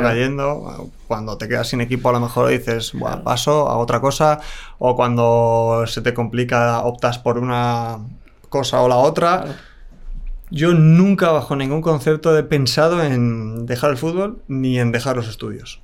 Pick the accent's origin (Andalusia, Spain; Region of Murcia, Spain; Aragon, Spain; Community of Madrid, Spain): Community of Madrid, Spain; Las Rozas; yo soy de Las Rozas